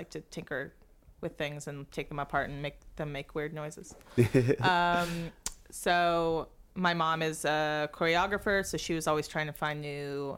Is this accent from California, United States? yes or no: yes; Los Angeles, California, United States; I grew up in Los Angeles